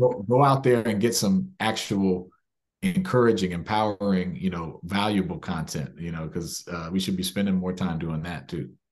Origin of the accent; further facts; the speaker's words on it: Maryland, United States; I was born and raised in Maryland